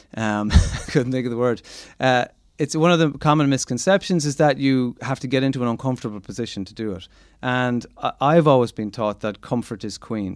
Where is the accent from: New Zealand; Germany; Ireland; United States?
Ireland; as Irish people